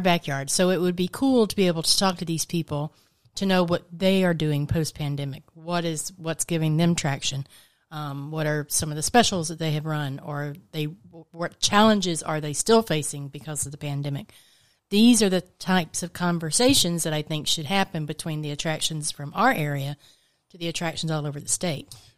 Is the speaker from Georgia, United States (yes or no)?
yes; Georgia, United States; also born or lived in Orlando, Florida; now in Florida, United States